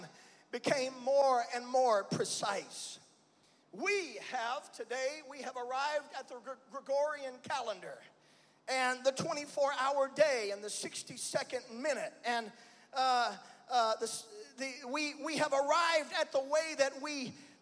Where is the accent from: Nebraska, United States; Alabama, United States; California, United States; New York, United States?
Alabama, United States; Birmingham; I'm from Birmingham